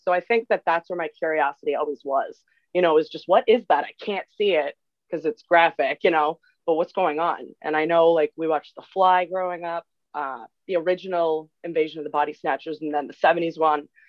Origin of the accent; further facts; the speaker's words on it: Massachusetts, United States; I'm from Massachusetts, so good old New England